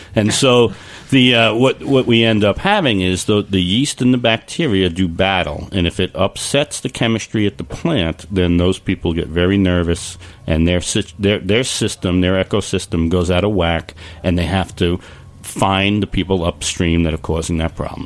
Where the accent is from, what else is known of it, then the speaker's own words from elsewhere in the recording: West Coast, United States; now in Long Island, United States; I'm from the West Coast